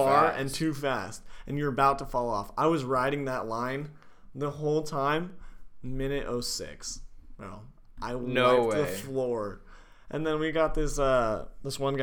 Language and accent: English; California, United States; moved away; my hometown, California